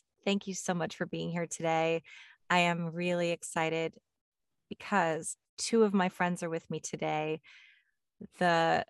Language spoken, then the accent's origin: English; Connecticut, United States; I grew up with in Connecticut.